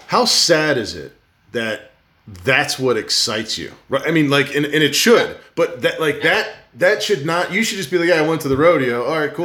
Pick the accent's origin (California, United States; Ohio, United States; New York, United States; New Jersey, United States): New Jersey, United States; growing up in New Jersey